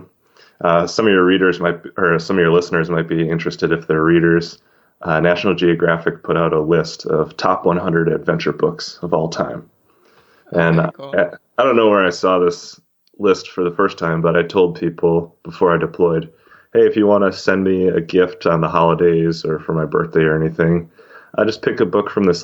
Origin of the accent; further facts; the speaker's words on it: Wisconsin, United States; moved away as an adult; I grew up in Wisconsin